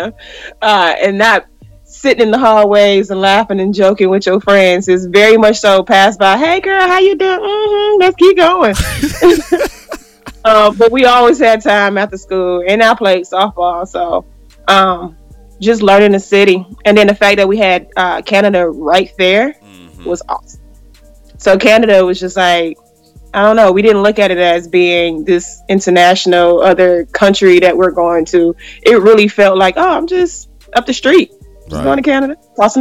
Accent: Detroit, Michigan, United States; Growing up Detroit was awesome

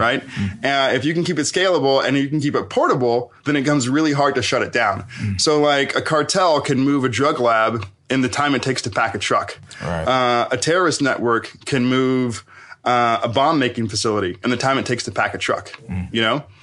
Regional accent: Knoxville, Tennessee, United States; I'm from Knoxville, Tennessee

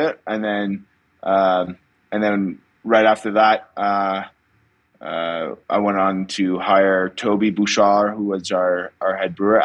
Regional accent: Montreal, Quebec, Canada; now in Knowlton, Canada; I grew up in Montreal, but spent every second I had in Knowlton

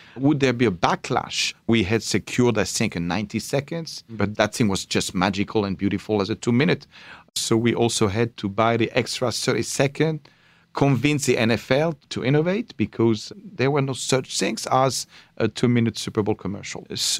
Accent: Paris, Île-de-France, France; born or raised there

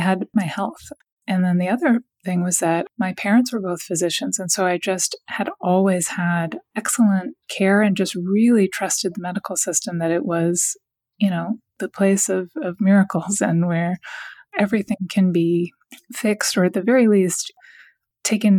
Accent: Washington, District of Columbia, United States; moved away; I'm from Washington, D.C., and I'm actually living back in Washington now. I lived away for a long time, but I just moved back.

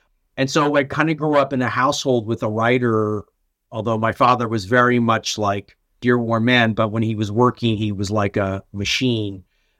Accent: Montclair, New Jersey, United States; So I was born and raised in Montclair, New Jersey, which is like a suburb community of New York City.

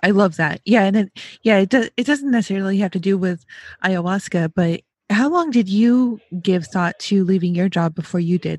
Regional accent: New York, United States; now in Ohio, United States; I'm also from the Northeast. I'm from New York.

